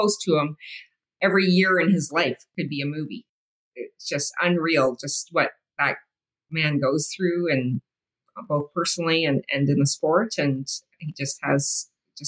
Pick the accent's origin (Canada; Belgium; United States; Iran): Canada; Being Canadian